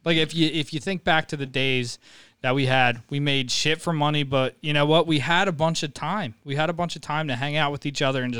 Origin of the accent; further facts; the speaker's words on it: New Jersey, United States; You have some kind of accent. People are like, where are you from? New Jersey.